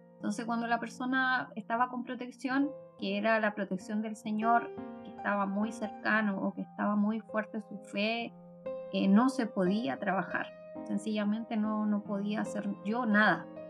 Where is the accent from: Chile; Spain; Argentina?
Chile; Ovalle, Coquimbo; Yo soy de Ovalle de la Cuarta Región